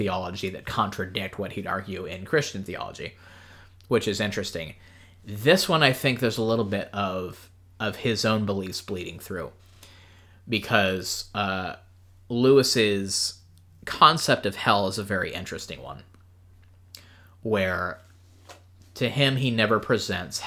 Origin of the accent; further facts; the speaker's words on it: Ireland; as an Irishman